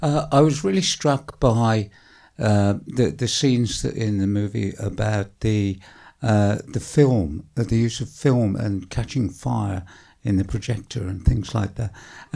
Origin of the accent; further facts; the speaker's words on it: Birmingham, West Midlands, United Kingdom; I'm not a Londoner, but I grew up in Birmingham